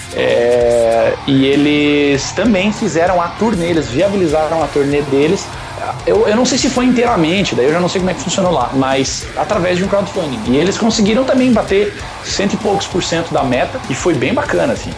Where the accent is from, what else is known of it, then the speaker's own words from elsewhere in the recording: Santa Catarina, Brazil; now in Curitiba, Brazil; Eu, eu sou de Santa Catarina, é, numa região que é não, tá, não é tão frio que nem Lages